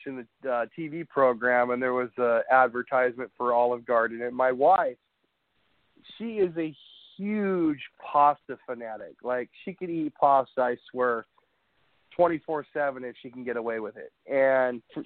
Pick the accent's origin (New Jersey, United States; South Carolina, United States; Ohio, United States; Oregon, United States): Oregon, United States; Tillamook; I was born and raised in Tillamook, in Tillamook, Oregon.